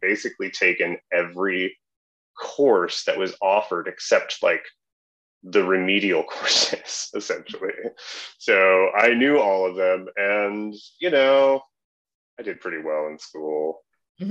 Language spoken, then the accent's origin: English; southeastern Wisconsin, United States; moved away as an adult; also born or lived in Minneapolis; now in Chicago, United States; I grew up in southeastern Wisconsin